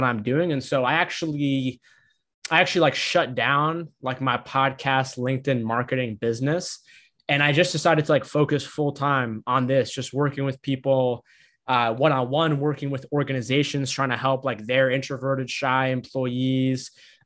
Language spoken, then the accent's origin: English; Boston, Massachusetts, United States; I'm a son of immigrants from Egypt. I grew up on the East Coast in Massachusetts, Boston